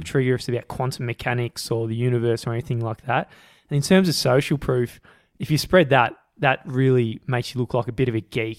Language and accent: English; Australia; we're from Australia